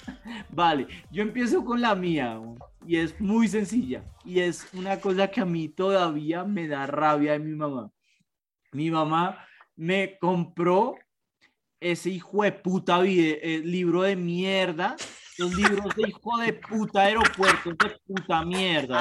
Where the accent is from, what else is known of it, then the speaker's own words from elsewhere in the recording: Bogotá, Colombia; los tres somos bogotanos